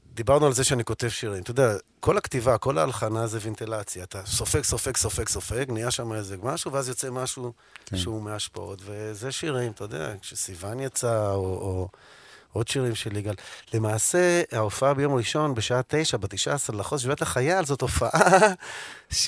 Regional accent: Tel Aviv, Tel Aviv District, Israel; אני גדלתי בתל אביב, נולדתי בתל אביב, אני דור שני לתל אביבים

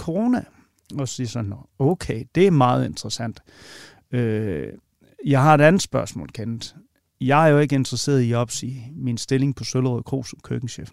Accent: Vojens, Southern Denmark, Denmark; Vojens, hvor jeg kommer fra

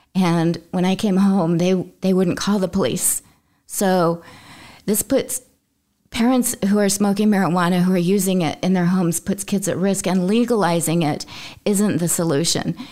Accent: Utah, United States; I come from Utah, which is generally thought of as a conservative state.

